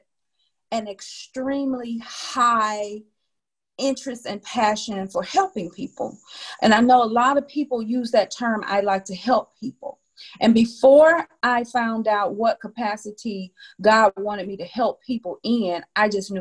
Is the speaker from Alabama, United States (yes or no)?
yes; Wilcox County, Alabama, United States; moved away; I'm from Wilcox County, Alabama